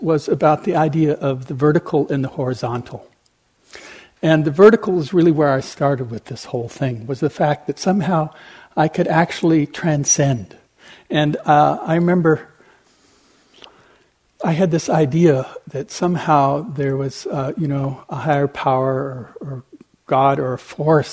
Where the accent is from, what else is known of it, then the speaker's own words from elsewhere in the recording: Switzerland; moved away as an adult; also born or lived in California; I grew up in Europe, in Switzerland